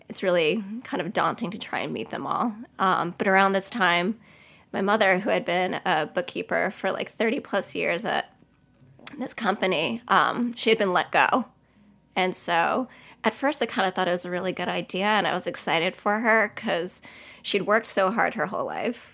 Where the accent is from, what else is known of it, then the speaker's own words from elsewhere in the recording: Cedarhurst, New York, United States; I grew up in Cedarhurst, which is in the Five Towns